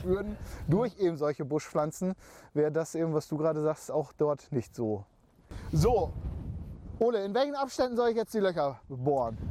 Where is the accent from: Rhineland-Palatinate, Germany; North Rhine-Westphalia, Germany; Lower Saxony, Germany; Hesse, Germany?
Lower Saxony, Germany; Emsland; bei uns im Emsland